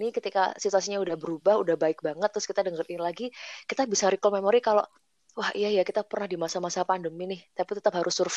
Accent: Yogyakarta, Special Region of Yogyakarta, Indonesia; kita sebagai warga Jogja mengakui hal tersebut.

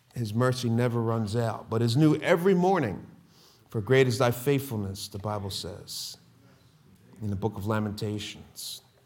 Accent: Philadelphia, Pennsylvania, United States; moved away; I'm born and raised Philadelphia

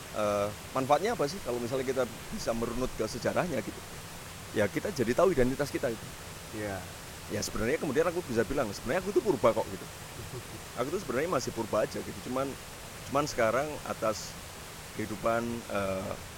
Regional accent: Gunung Kidul, Special Region of Yogyakarta, Indonesia; moved away as an adult; pulang pulang ke rumah saya di Gunung Kidul yeah. di tempat bapak ibu saya masih tinggal

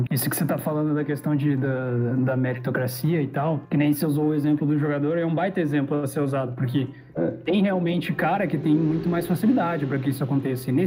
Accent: Rio Grande do Sul, Brazil; eu sou daqui do Rio Grande do Sul, né?

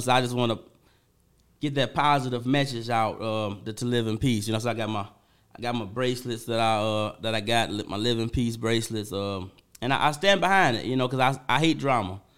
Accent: Benton Harbor, Michigan, United States; I'm from Benn Harbor

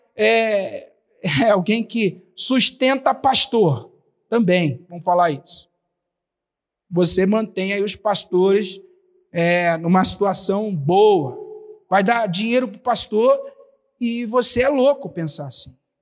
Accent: Rio de Janeiro, Brazil; moved away; lá na minha cidade, no Rio de Janeiro

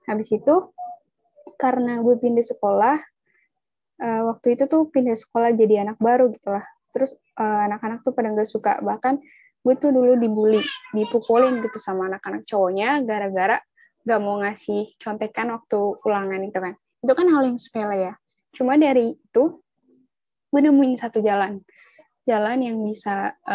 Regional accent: Java, Indonesia; Gue tuh dari Jawa gitu kan. Jadi yang diterima yang dari luar Jawa itu cuma dua orang dan masuknya tuh di SMA 35 jurusan bahasa.

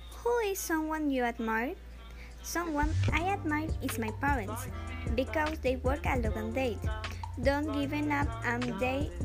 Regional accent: Ecuador; I would like to live here in my country, Ecuador.

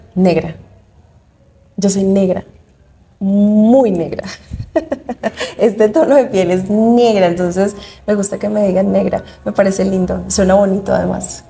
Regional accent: Medellín, Antioquia, Colombia; Yo soy paisa de Medellín

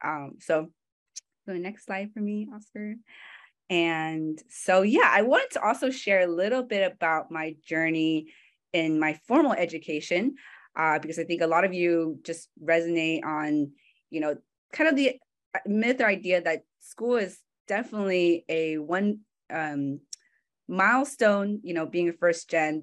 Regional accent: San Francisco, California, United States; Francisco native, right? So kind of a small set, kind of a minority within already a minority group. So I was born in California, and I was raised by a single mom.

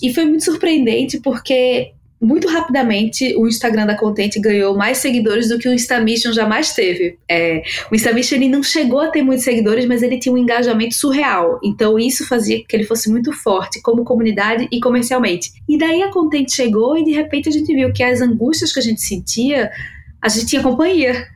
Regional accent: Recife, Pernambuco, Brazil; now in São Paulo, Brazil; Eu sou de Recife, né? Moro aqui em São Paulo há 15 anos

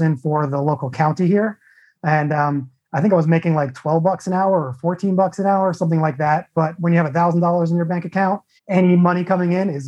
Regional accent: Long Island, New York, United States; moved away as an adult; also born or lived in Arizona / San Diego, California; now in Phoenix, United States; I was born and raised in Long Island, New York. So I'm a true New Yorker

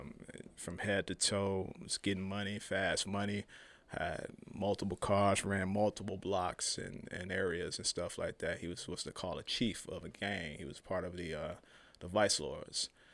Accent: Chicago, Illinois, United States; moved away; I'm from Chicago originally.

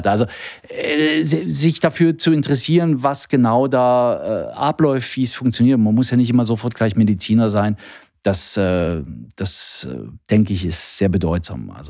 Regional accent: East Germany, Germany; Ich bin ein Kind der DDR. Nein, meine Kollegen können es gar nicht mehr hören, aber ähm, ich bin tatsächlich in der DDR geboren, aufgewachsen

